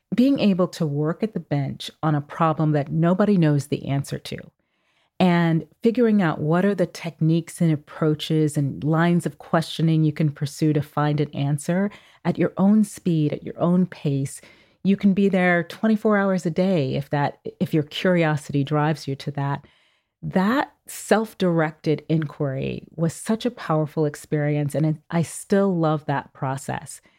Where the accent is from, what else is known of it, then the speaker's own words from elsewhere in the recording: Oakland, California, United States; moved away as an adult; growing up in Oakland, California in the seventies and eighties